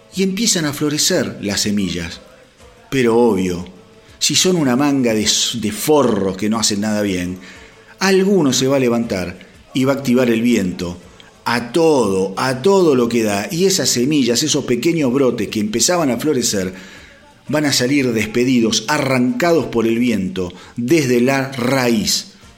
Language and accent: Spanish; Argentina; como argentino